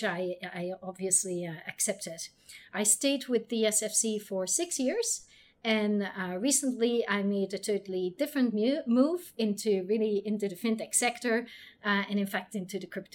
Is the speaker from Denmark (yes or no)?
no; Belgium; moved away as an adult; also born or lived in Chicago, United States / New York, United States; now in Hong Kong; I'm originally from Belgium